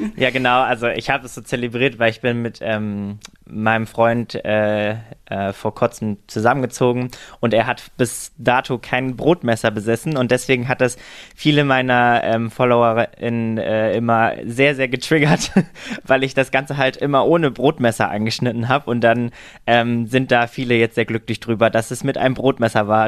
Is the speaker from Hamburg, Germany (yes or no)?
no; Halle, Saxony-Anhalt, Germany; now in Berlin, Germany; Also ich komme aus Halle an der Saale ursprünglich